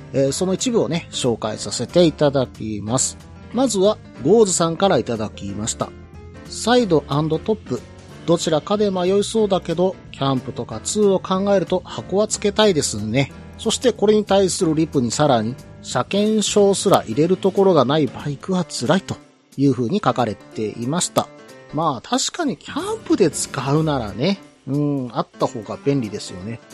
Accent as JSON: {"language": "Japanese", "region": "Osaka", "country": "Japan", "tie": "born or raised there", "said": "出身である大阪"}